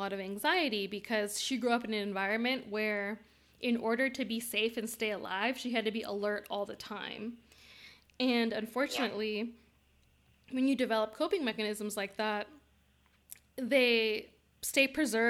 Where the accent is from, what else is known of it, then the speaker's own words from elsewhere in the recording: Bay Area of California, United States; we grew up in the Bay Area of California